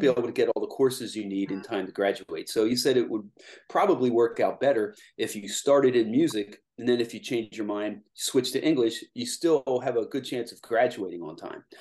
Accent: Lancaster, Pennsylvania, United States; also born or lived in Lititz, Pennsylvania; I was born here and I grew up in Lancaster

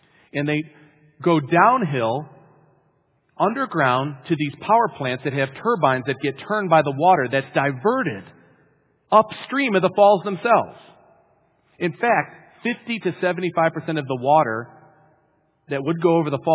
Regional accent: Western New York, United States; Growing up in Western New York, we've got the pleasure and privilege of seeing it on a regular basis. In fact, I lived on an island, actually, in the Niagara River

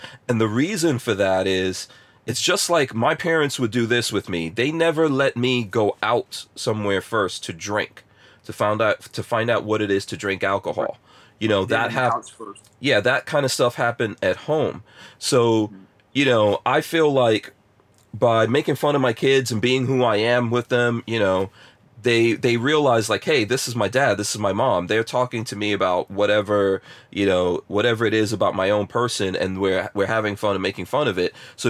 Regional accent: Guyana; born there; also born or lived in England; I also never played cricket, and I was born in Guyana, you know, never played cricket, lived in England and all that, but never played cricket.

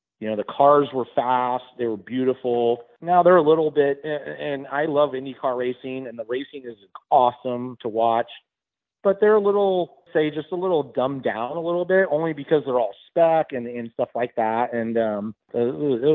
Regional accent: Southern California, United States; I came from Southern California

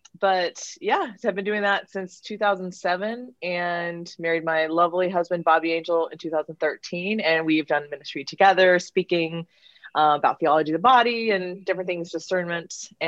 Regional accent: Orange County, California, United States; moved away as an adult; now in Dallas, United States; I'm originally from Orange County, California, my whole life, and have been involved with youth ministry ever since I had my conversion at 18, and kind of like a deeper conversion in my Catholic faith. I was raised Catholic, but not a very good Catholic.

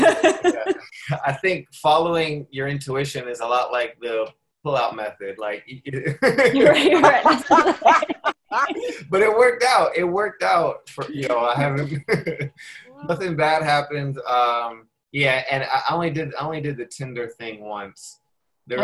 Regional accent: Prince George's County, Maryland, United States; So they probably should have checked me, but they probably wouldn't think that I'm from Prince George's County, so they wouldn't have.

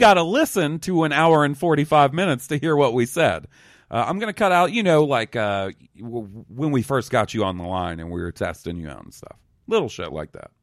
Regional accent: Mississippi, United States; also born or lived in Alabama; growing up in Mississippi and Alabama

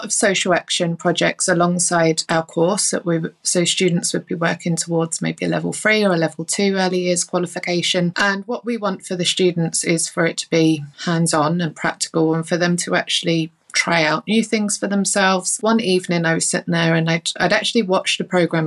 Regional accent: London, United Kingdom; now in Northern Ireland, United Kingdom; I'm based in Northern Ireland. You can probably tell from my accent, I'm not originally from Northern Ireland. I grew up in London and moved here with the family

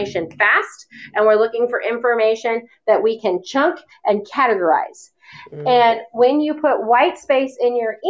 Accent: the South, United States; I've always called them GIFs, but I'm from the South.

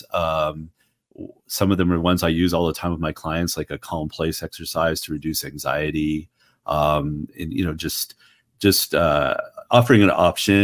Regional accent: Ottawa, Ontario, Canada; moved away as an adult; now in United States; I'm originally from Ottawa, Canada

